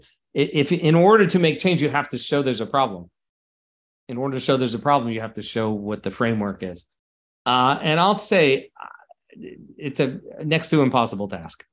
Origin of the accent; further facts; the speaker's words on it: United States; I live in the States. I grew up in the States